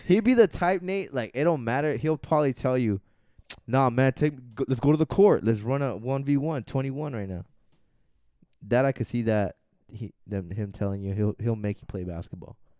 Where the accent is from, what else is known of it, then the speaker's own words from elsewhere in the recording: Arizona, United States; we're from Arizona.